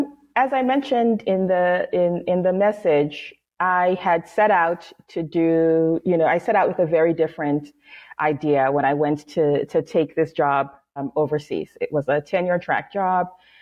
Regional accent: Seattle, Washington, United States; born there; also born or lived in New York City; I was born in Seattle, but I lived most of my life in New York City.

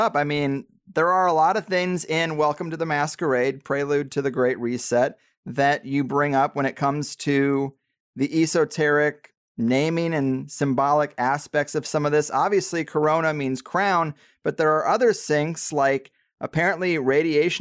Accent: Midwest, United States; I'm from the Midwest

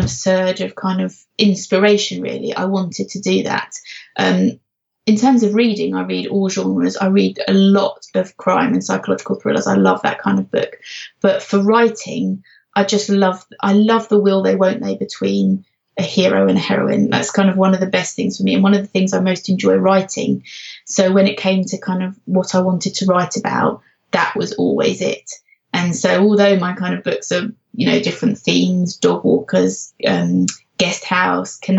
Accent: London, United Kingdom; now in Norfolk, United Kingdom; I come from London, but I now live in Norfolk

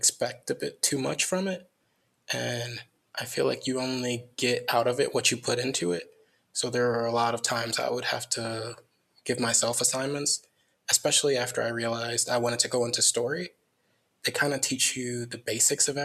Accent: Crown Point, Indiana, United States; moved away; also born or lived in Merrillville, Indiana; I grew up in Northwest Indiana, maybe like an hour outside of Chicago

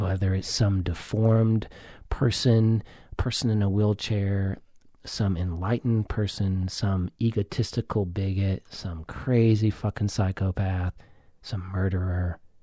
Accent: the South, United States; I grew up in the South

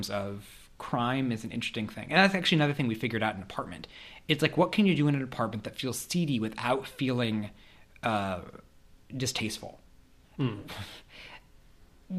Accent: Kansas, United States; moved away as an adult; also born or lived in St. Louis; I grew up in Kansas, and I knew a lot of kids in my private school

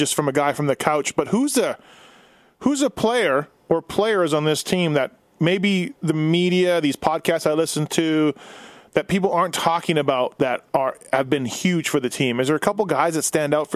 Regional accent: Winnipeg, Manitoba, Canada; growing up in Winnipeg

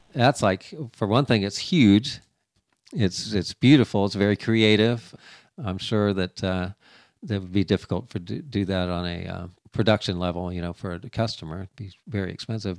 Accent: Florida, United States; moved away as an adult; now in Missouri, United States; I, I, lived in humidity, got raised in it in Florida.

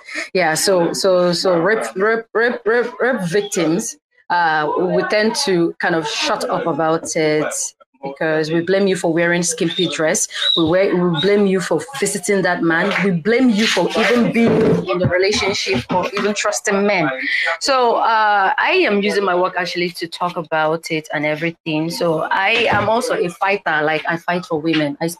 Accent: Nigeria; I am a Nigerian artist.

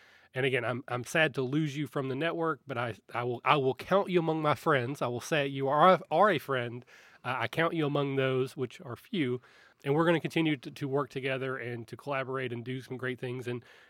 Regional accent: Kentucky, United States; You know, I am from Kentucky.

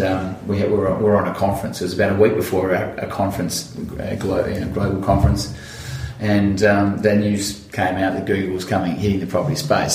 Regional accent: Central Victoria, Australia; I grew up in Central Victoria

